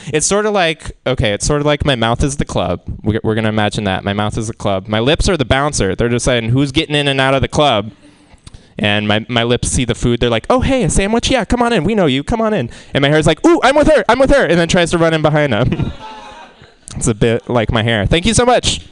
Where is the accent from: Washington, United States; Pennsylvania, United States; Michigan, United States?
Washington, United States; Seattle; moved away as an adult; now in San Francisco, United States; I'm from Seattle